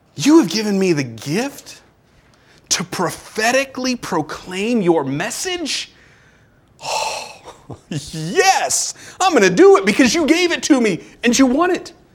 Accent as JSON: {"language": "English", "country": "United States", "said": "I'm an American"}